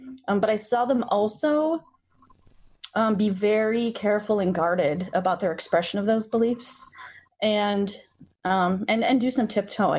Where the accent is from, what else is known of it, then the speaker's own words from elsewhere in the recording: Inwood, United States; I grew up in a blue household.